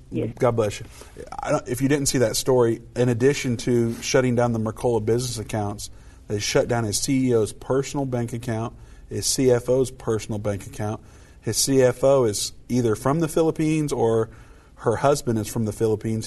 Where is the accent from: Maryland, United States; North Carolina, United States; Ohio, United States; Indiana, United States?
Indiana, United States; my home state, Indiana